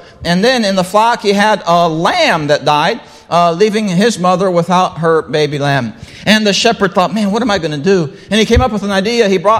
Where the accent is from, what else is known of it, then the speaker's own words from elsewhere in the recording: Brazil; well, I grew up in Brazil. They eat rice and beans every day, all right?